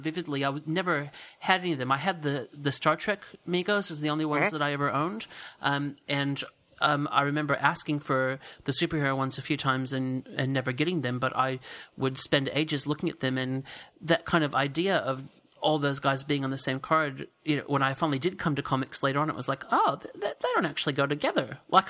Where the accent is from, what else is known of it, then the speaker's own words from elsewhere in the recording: United States; I'm a kid of the 70s, and I grew up in the States in the 70s